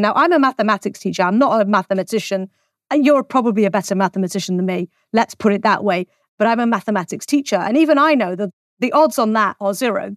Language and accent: English; England, United Kingdom; I'm English